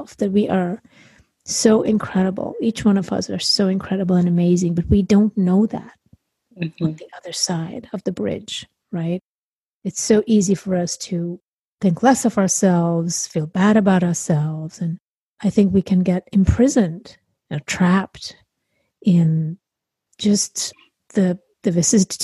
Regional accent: India; now in United States; I grew up in India

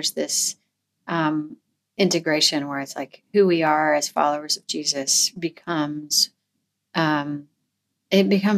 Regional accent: Missouri, United States; now in Tennessee, United States; I grew up in Missouri

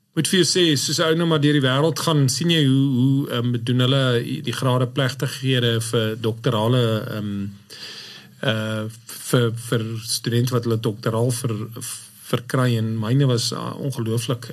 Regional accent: Klerksdorp, North West, South Africa; Ek is maar 'n boerling in 'n ou Noordwester of Wes-Transvaaler

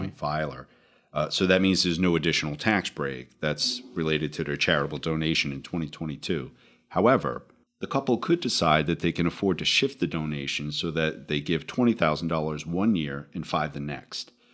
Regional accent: Rhode Island, United States; moved away as an adult; now in New Jersey, United States; I am originally from Rhode Island, so good to be back in New England, uh, now living in New Jersey for a couple decades.

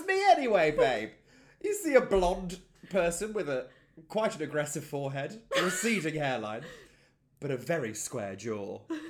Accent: Buxton, East Midlands, United Kingdom; I'm from the North West.

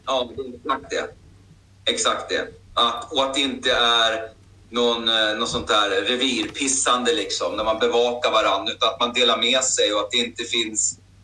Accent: Hallstavik, Stockholm County, Sweden; Jag är ju född och uppvuxen i Hallstavik, liksom, i en liten eh, bruksort

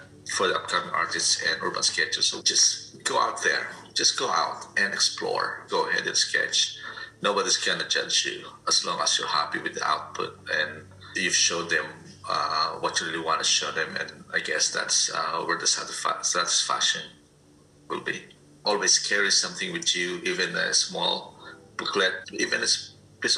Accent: Poland; now in Canada; I was born in Europe. I grew up in Poland.

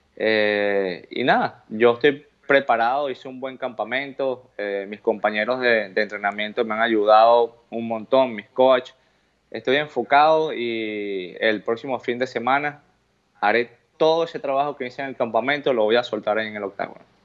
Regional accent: Venezuela; moved away; mi bandera de donde vengo, del país de donde soy

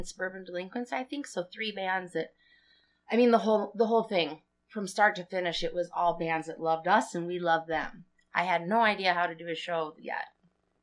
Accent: Livonia, Michigan, United States; When I grew up in Livonia

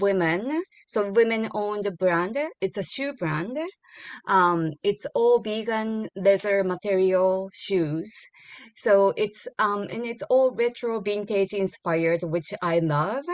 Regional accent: Japan; moved away as an adult; born and raised in Japan

